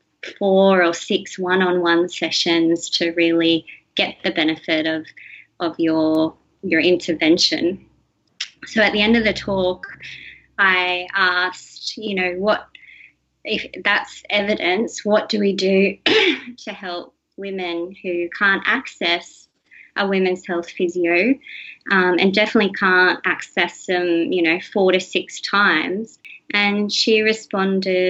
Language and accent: English; Australia; growing up in Australia, I've had everything at my fingertips as far as healthcare and education, and that's just from being born here